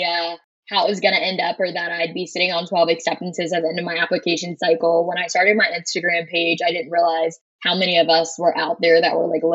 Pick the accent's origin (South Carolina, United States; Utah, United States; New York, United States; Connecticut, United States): South Carolina, United States; Florence; Born and raised in South Carolina, originally from Florence, South Carolina